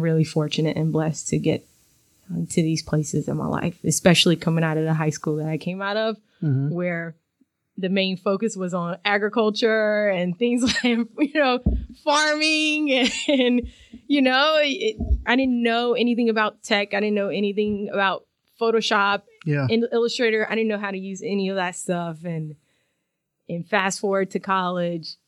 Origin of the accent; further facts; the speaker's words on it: Timberlake, North Carolina, United States; moved away as an adult; also born or lived in New York City, New York; now in Berkeley, United States; I am from Timberlake, North Carolina. It's a little small town outside of Durham County